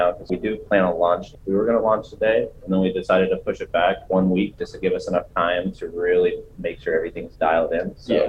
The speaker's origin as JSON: {"language": "English", "region": "Indiana", "country": "United States", "said": "Gabe's from Maine and I'm from Indiana."}